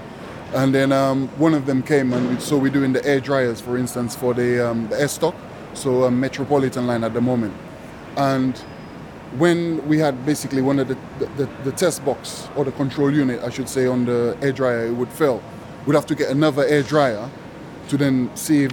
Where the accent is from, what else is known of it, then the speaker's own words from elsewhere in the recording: St. Lucia; now in London, United Kingdom; I was born originally in St. Lucia